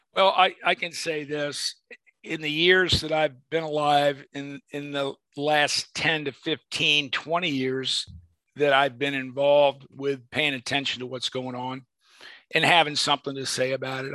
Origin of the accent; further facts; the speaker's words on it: Arlington, Virginia, United States; I'm from Arlington, Virginia